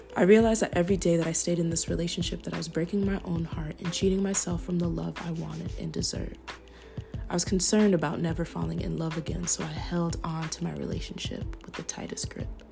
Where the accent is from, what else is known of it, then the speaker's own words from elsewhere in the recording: Minnesota, United States; accent: Minnesota; moved away; I'm from Minnesota